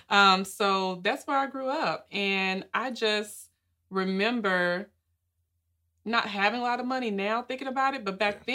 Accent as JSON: {"language": "English", "town": "Nashville", "region": "Tennessee", "country": "United States", "tie": "born or raised there", "also_born_or_lived": "Miami, Florida", "moved": "as an adult", "said": "I'm originally from Nashville, Tennessee, born and raised, and I grew up in Edge Hill."}